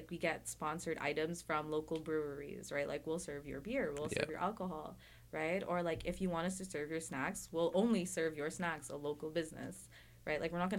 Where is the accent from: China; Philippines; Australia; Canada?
Philippines; So like I'm Filipino